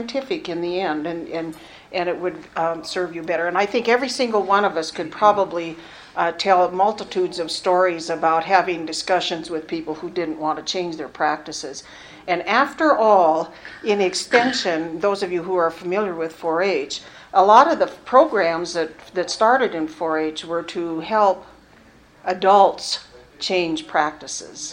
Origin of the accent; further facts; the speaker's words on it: Cascade County, Montana, United States; I grew up in Cascade County